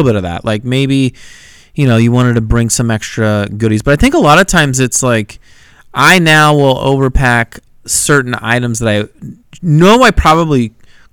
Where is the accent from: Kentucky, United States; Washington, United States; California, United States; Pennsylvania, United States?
California, United States; I'm from California. We don't talk like